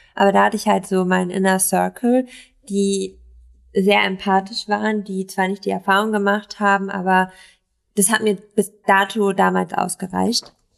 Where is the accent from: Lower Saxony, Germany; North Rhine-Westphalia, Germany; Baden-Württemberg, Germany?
Lower Saxony, Germany; East Frisia; now in Berlin, Germany; ich komme aus Ostfriesland